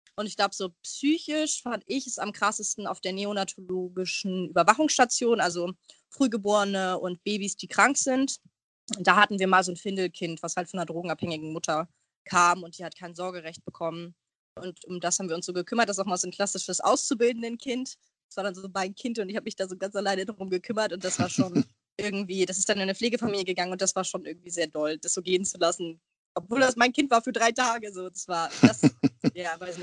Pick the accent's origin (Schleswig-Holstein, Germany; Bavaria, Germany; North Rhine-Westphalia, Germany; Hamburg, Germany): Hamburg, Germany; ich bin Hamburgerin, ich wohne sehr, sehr gerne in Hamburg